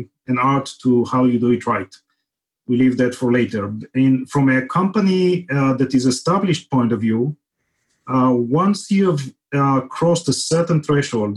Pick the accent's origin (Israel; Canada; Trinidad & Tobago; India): Israel; moved away as an adult; now in Silicon Valley, United States; grew up in Israel, as you can detect from the accent